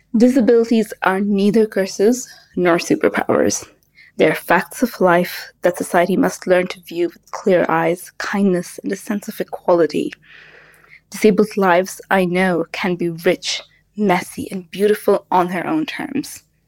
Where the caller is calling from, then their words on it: Kuwait; I'm calling from Kuwait